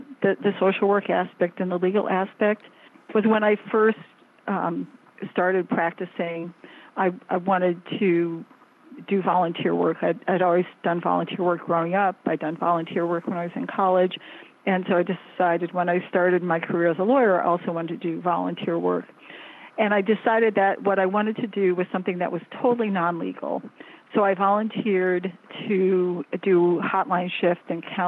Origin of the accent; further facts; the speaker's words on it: Fort Wayne, Indiana, United States; moved away as an adult; also born or lived in Illinois; now in Washington, D.C., United States; I grew up in the Great Midwest, partly in Illinois in small towns, and then in Fort Wayne, Indiana